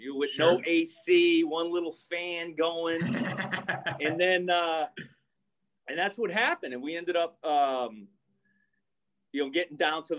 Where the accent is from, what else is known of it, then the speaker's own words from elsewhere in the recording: Everett, Massachusetts, United States; moved away as an adult; also born or lived in Arkansas; a 6'2 slow white kid from Everett, Mass.